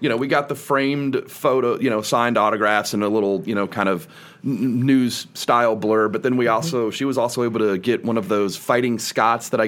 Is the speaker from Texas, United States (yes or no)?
yes; University Park, Texas, United States; I grew up in the Park Cities